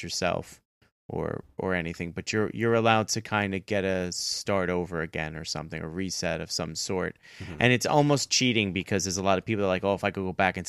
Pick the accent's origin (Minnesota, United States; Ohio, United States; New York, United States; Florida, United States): New York, United States; New York City; I still live in my hometown, but that's kind of hard because I was born and raised in New York City.